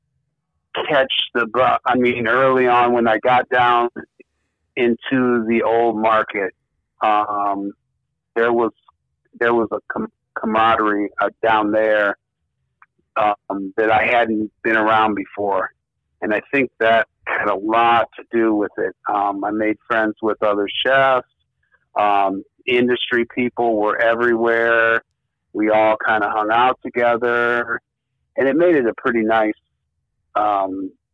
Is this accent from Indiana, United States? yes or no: yes; Chicagoland area, Northwest Indiana, United States; also born or lived in Los Angeles, California / New Orleans; now in Omaha, United States; I was born in Los Angeles. Moved as a very young child when I was like 5 to the Northwest Indiana, Chicagoland area.